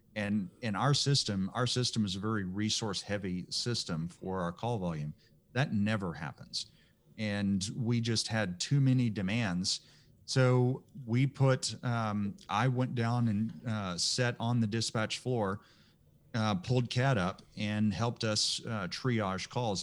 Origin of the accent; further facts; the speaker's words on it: Texas, United States; I'm just as Texan as you are